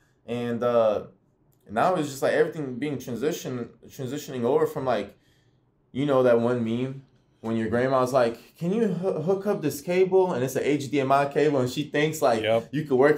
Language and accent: English; Bowling Green, Kentucky, United States; also born or lived in Bosnia / Manchester, New Hampshire; So I originally immigrated to Manchester, New Hampshire, moved down to Kentucky, Bowling Green. That's my hometown now originally. You know, it feels like a hometown to me.